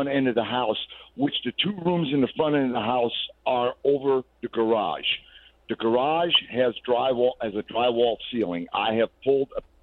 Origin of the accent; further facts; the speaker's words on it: Midwest, United States; now in Garland, United States; I come from the Midwest